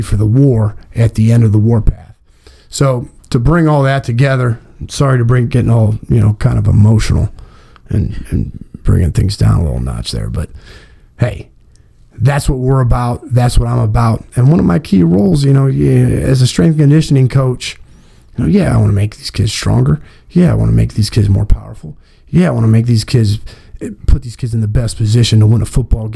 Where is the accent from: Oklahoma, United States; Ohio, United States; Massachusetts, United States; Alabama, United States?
Ohio, United States; Massillon; We're from Massillon